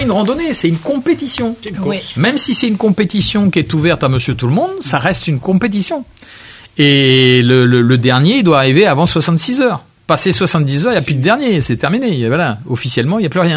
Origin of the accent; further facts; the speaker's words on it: Réunion; je suis réunionnais